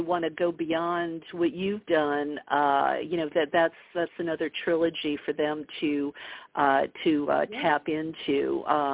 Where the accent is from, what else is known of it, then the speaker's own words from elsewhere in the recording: Bible Belt of the southern United States, United States; I grew up in the Bible Belt of the southern United States